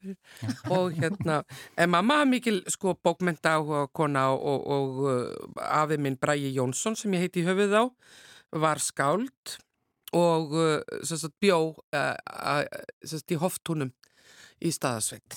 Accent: Akranes, Western Region, Iceland; Fætt og uppalinn en ættuð frá Snæfellsnesi

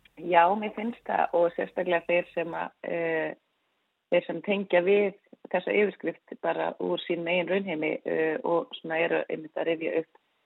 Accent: Svarfaðardalur, Northeastern Region, Iceland; ég nú fættu upp hann upp í Svarðardal

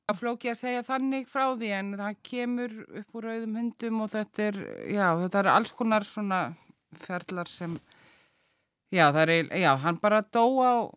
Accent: Reykjavík, Capital Region, Iceland; moved away as an adult; also born or lived in Paris; Ég er úr Reykjavík, eh, ég fætt í Reykjavík

